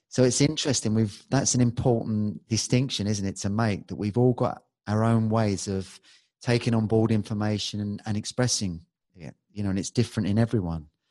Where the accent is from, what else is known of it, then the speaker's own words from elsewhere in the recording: London, United Kingdom; I was born in Balham, which is on the west side, and that's a rough